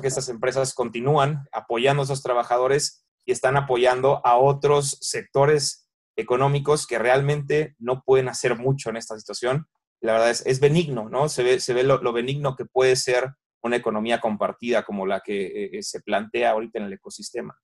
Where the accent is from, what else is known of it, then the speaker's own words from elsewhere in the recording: Mexico; nosotros que somos mexicanos vivimos vivimos aquí